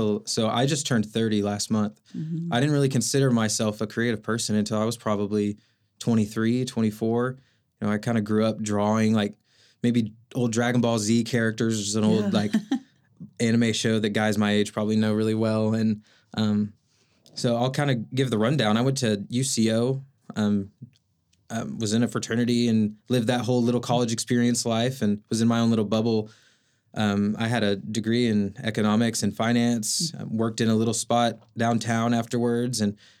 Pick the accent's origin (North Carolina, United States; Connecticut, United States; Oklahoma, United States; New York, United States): Oklahoma, United States; Oklahoma City; Yeah, I'm from South Oklahoma City, Moore area, born and raised there. My family lives out in Tuttle, went to school in Edmond, kind of moved up and down 35 there.